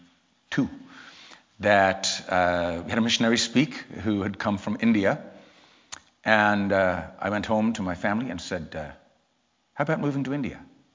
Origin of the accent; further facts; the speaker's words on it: England, United Kingdom; now in Port Huron, United States; I'm from England originally, although I never really lived in England long. That's why my accent is such a mess. But we moved to the States in 1984 to Port Huron, Michigan